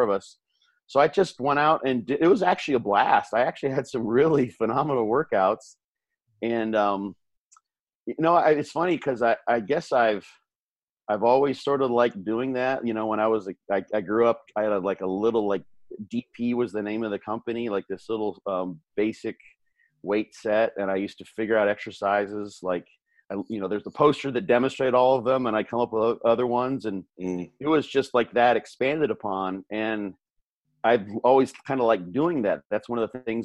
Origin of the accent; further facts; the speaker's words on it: Illinois, United States; now in Tampa, United States; I'm actually from that state